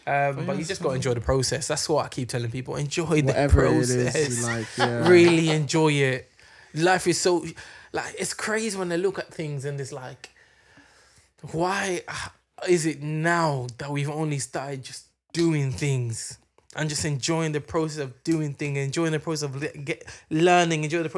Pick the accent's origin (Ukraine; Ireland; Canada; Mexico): Ireland; We're Irish, man.